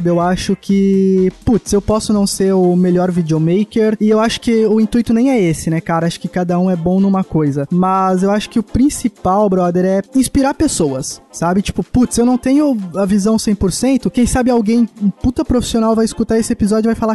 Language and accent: Portuguese; São Paulo, Brazil; now in Blumenau, Brazil; eu sou natural de São Paulo, mas eu moro em Santa Cataralha. Moro em Santa, Santa Catarina, cara. Blumenau.